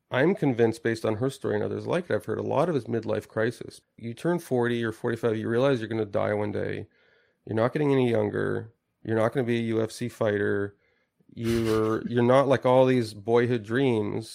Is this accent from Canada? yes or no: yes; Canada; I'm a Canadian